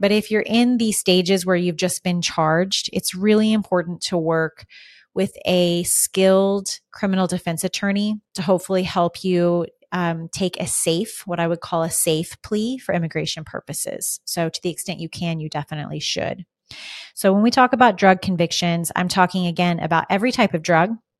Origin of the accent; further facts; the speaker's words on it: United States; also born or lived in Arizona; as an American